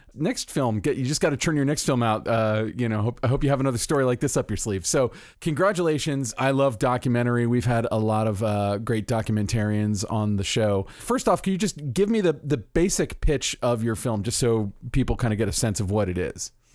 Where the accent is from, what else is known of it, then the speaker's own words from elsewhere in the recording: Florida, United States; I'm from Florida